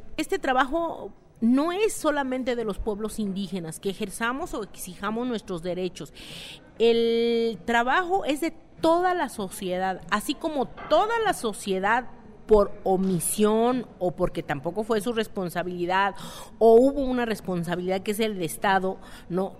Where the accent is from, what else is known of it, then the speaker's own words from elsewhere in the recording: San Juan Mixtepec, Oaxaca, Mexico; Soy del municipio de San Juan, Mixtepec, distrito de Santiago Lahuaca, Oaxaca